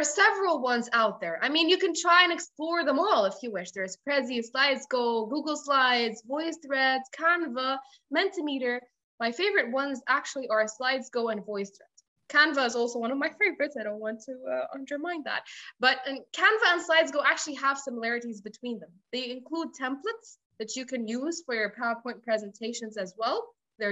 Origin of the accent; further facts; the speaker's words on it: Egypt; I come from Egypt, which is true, and I teach from here